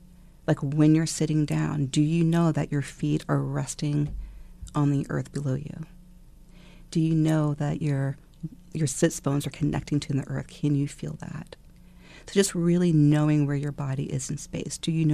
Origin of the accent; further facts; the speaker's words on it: Virginia, United States; also born or lived in Japan; In Northern Virginia and Japan.